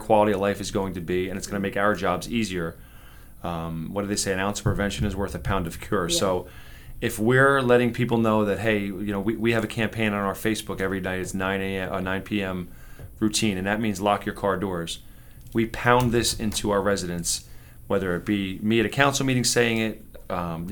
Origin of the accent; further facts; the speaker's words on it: Roselle Park, New Jersey, United States; I am from Roselle Park originally. I'm a disciple of the town. I went to the Robert Gordon, let me back up. I went to the community nursery school first